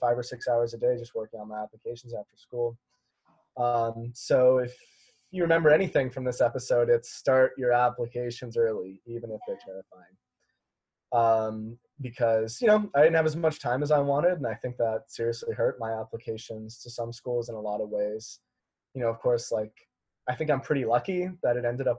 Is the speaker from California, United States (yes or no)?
no; Las Vegas, Nevada, United States; moved away; I'm from Las Vegas, Nevada